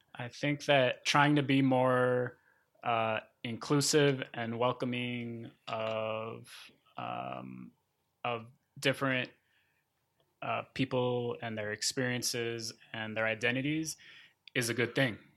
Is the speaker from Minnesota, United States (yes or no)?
yes; Minnesota, United States; moved away as an adult; also born or lived in Florida / Sonora, Mexico / Syracuse, New York / Arizona; Minnesota, which is where my family moved when I was eight